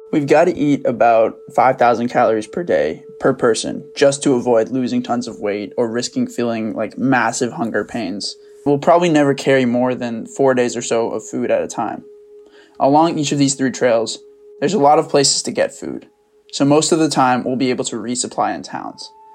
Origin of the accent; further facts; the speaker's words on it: Maine, United States; growing up in Maine